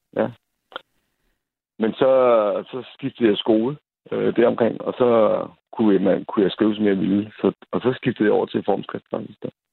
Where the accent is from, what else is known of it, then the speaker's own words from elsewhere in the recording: Central Funen, Southern Denmark, Denmark; jeg voksede op på Midtfyn